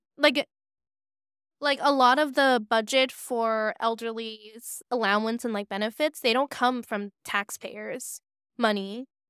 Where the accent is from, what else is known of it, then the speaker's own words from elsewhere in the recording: Hong Kong; growing up in Hong Kong